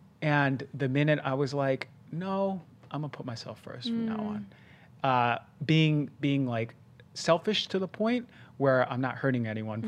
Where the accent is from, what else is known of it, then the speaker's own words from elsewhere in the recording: Queens, New York, United States; also born or lived in New Jersey; like growing up in Queens, it was more humble of beginnings. And then even throughout early life when I moved to New Jersey.